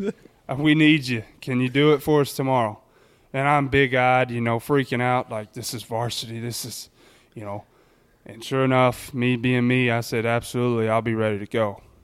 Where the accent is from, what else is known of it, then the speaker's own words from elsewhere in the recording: Texas, United States; in my home state